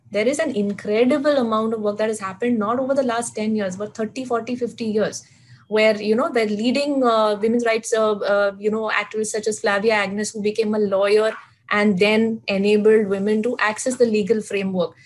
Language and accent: English; Mumbai, Maharashtra, India; a girl born and brought up in Mumbai, living in Bandra